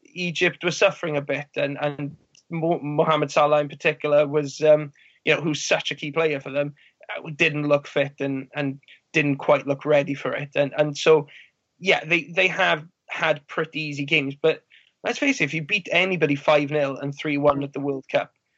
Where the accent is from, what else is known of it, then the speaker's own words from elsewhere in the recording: Wales, United Kingdom; as a Welshman